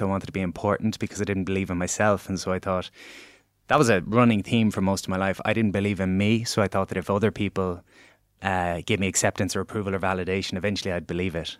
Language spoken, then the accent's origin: English; Galway, Connacht, Ireland; moved away as an adult; now in Dublin, Ireland; I was this guy from Galway that was moving to Dublin.